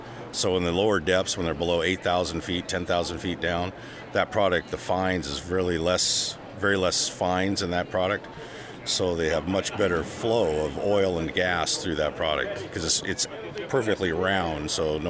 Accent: Seattle, Washington, United States; Seattle, Washington.

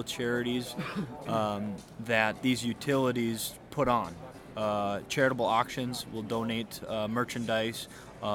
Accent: Fargo, North Dakota, United States; moved away as an adult; now in Bismarck, United States; I'm originally from Fargo, North Dakota

